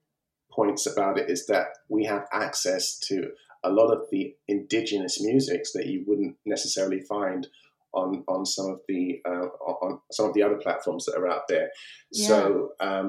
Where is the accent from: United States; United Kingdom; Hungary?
United Kingdom; I'm a British African, British Nigerian, if you like. My heritage is Nigerian